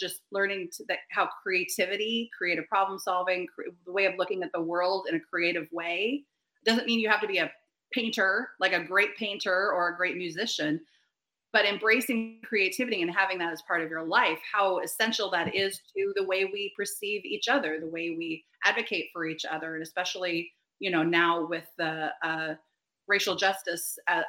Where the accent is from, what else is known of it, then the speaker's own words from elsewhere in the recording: Vancouver, Washington, United States; moved away as an adult; also born or lived in Portland / Baltimore / Cleveland / Minneapolis; the city of Vancouver, the city I grew up in, the city that educated me.